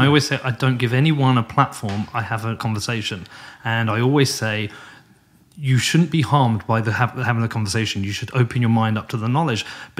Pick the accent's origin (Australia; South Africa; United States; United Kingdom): United Kingdom; But coming over as a British person to the US, this is like my 60th, 70th time.